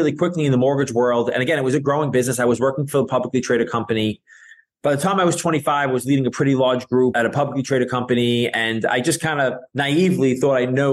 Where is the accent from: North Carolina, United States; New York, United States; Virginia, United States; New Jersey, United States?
New York, United States; New York City; I grew up in Brooklyn, New York